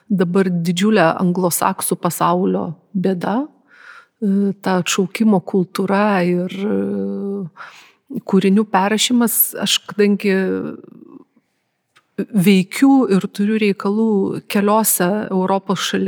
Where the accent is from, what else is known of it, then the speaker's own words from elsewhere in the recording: Lithuania; esu lietuvė su labai senom šaknim.